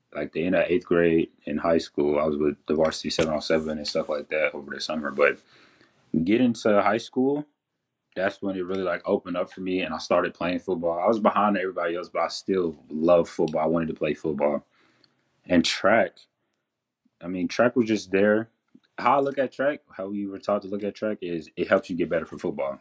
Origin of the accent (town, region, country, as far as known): Henderson, Texas, United States; born or raised there